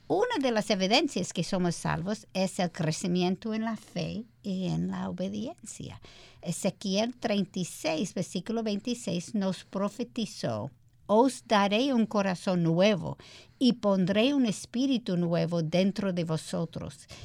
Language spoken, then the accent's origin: Spanish; United States; Spanish is a second language; moved away as an adult; now in Dominican Republic; yo soy americana